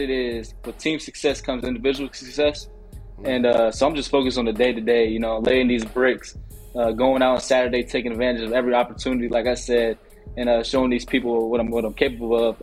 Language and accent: English; Virginia, United States; moved away; also born or lived in Baltimore; I'm from Virginia, with the school in Baltimore, but so I don't really have that Baltimore accent